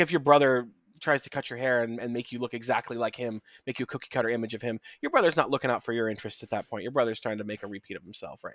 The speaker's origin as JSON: {"language": "English", "country": "United States", "said": "speaking as an American"}